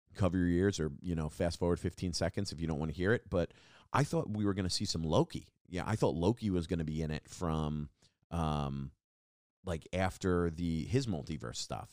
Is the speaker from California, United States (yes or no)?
no; Long Island, New York, United States; now in New York City, United States; I'm from Long Island, and when people are like, "You're from New York?" and I'm like, "I'm from Long Island." Uh, that's where I grew up. I live here now.